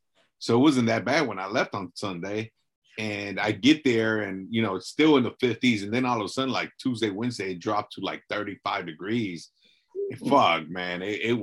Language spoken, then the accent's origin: English; Southern California, United States; we're from Southern California